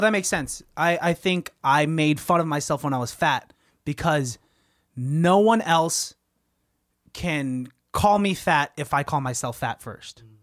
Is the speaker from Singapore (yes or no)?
no; Pittsburgh, Pennsylvania, United States; growing up in Pittsburgh